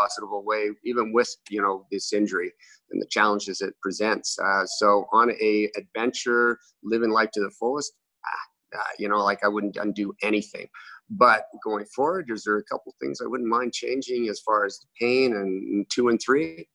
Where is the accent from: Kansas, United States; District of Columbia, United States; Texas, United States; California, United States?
Texas, United States; Amarillo; now in Canada; I was born in Amarillo, Texas